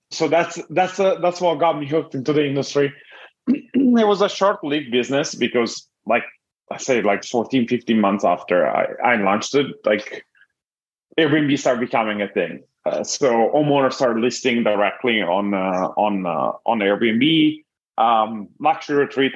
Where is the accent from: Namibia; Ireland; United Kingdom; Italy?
Italy; moved away as an adult; now in Los Angeles, United States; I'm originally from Italy and, and I moved here about uh, to Millet 14 years ago.